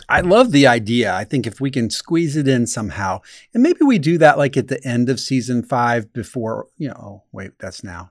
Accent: Indianapolis, Indiana, United States; I'm from Indiana, obviously. And I'm from Indianapolis, so it was a relatively big city

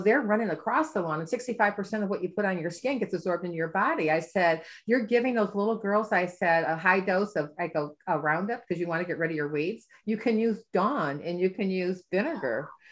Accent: Midwest, United States; I'm from the Midwest.

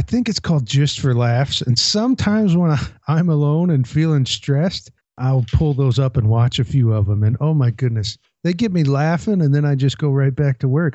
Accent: Port Townsend, Washington, United States; my hometown of Port Townsend

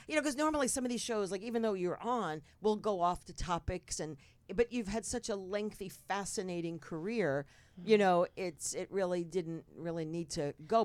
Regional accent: North Bergen, New Jersey, United States; I was born and raised in North Bergen, New Jersey

